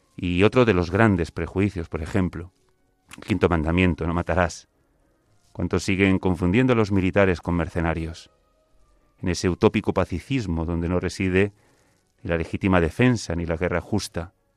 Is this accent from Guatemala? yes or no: no; Galicia, Spain; now in Madrid, Spain; yo la definición de siempre, gallego